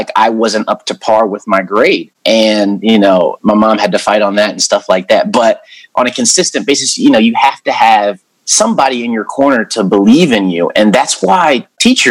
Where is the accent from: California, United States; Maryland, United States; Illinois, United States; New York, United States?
Maryland, United States; Howard County; I grew up in Howard County